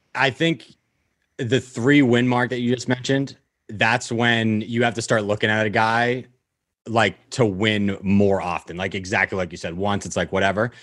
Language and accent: English; the North, United States; moved away as an adult; also born or lived in Florida; growing up in the North